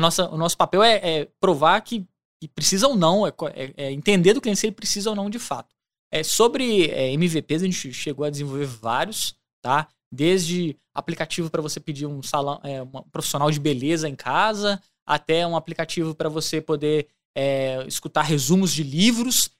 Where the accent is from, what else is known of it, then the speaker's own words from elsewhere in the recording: Belo Horizonte, Minas Gerais, Brazil; moved away as an adult; now in Ouro Preto, Brazil; Eu sou de Belo Horizonte, nascido e criado em BH